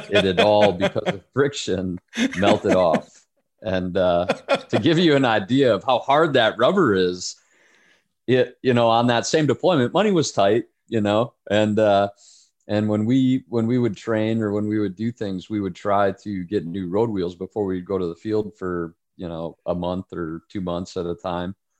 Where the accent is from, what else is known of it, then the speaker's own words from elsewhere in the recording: United States; we as an American society